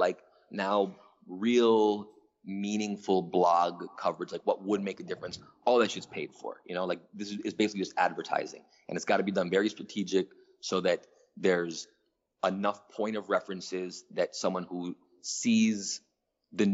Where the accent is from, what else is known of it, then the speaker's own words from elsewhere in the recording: Toronto, Ontario, Canada; moved away as an adult; also born or lived in New York / Atlanta; I growing up in Toronto, which is it's the main city in Canada